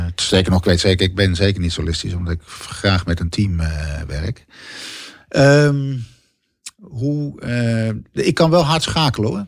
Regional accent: Bergambacht, South Holland, Netherlands; also born or lived in Schiedam; ik ben geboren in Schiedam. En uiteindelijk naar een dorp gegaan, naar Bergambacht. Uh, waar ik opgroeide met de voetbalvereniging en op de middelbare school

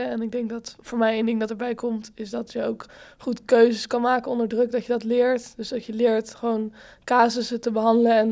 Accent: Amsterdam, North Holland, Netherlands; ik ben 19 jaar, eh, Ik kom ook uit Amsterdam

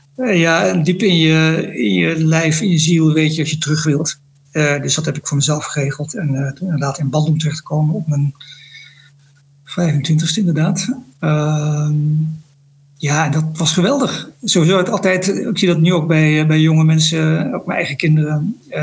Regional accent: Netherlands; moved away as an adult; also born or lived in Indonesia; now in Jakarta, Indonesia; als Nederlander

